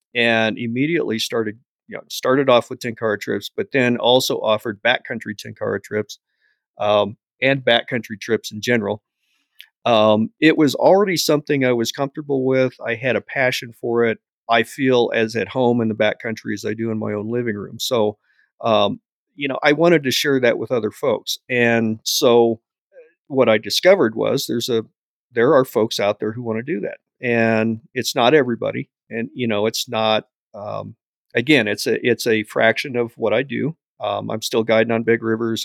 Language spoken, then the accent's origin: English; Bailey, Colorado, United States; Bailey, Colorado is my hometown.